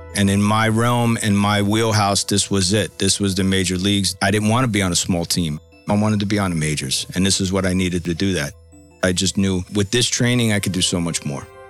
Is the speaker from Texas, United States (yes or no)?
no; Bayonne, New Jersey, United States; I grew up in a city called Bayonne, New Jersey, just outside of Manhattan.